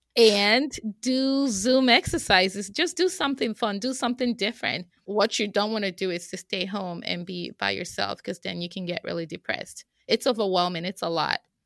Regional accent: Nigeria; moved away as an adult; now in United States; I am originally from Nigeria

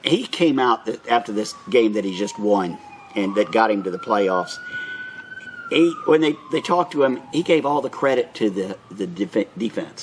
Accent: Orlando, Florida, United States; now in Bartow County, United States; I was born and raised in Orlando

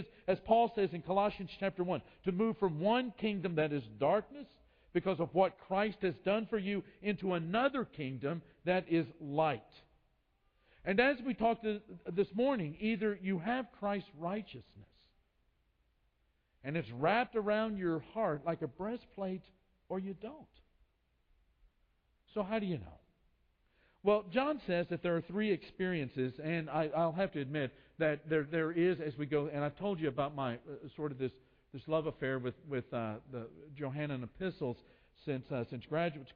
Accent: United States; moved away as an adult; also born or lived in Brazil; we're from the United States.

